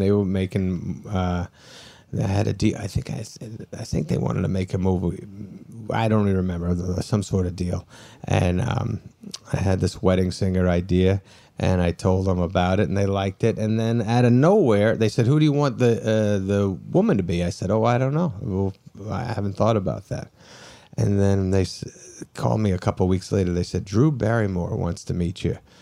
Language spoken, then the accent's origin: English; New Hampshire, United States; also born or lived in Brooklyn, New York; I grew up in New Hampshire